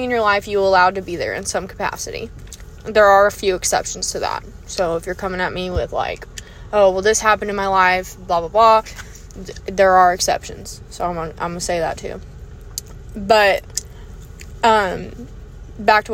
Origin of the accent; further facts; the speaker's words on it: United States; being an American